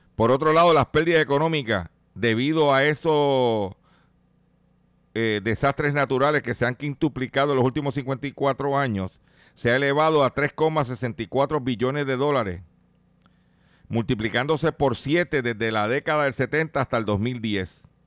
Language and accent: Spanish; Puerto Rico